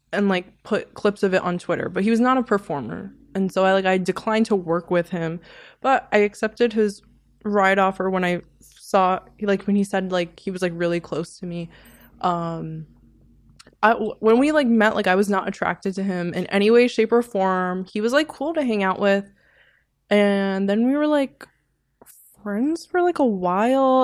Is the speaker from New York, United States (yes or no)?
yes; New York City, New York, United States; that's where I'm from. I'm from Sheepshead.